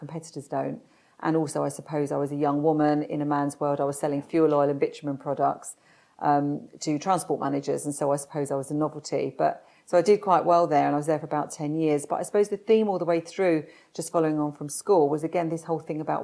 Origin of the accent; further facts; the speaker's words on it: London, United Kingdom; I was born in South London and to a normal family.